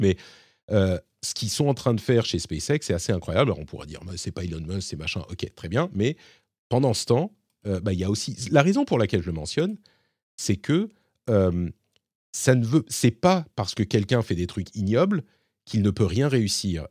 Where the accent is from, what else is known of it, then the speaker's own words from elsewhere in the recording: France; chez nous, en France